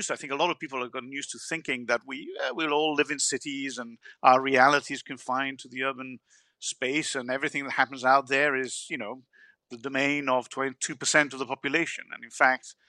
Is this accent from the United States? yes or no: no; Italy; I'm from Italy.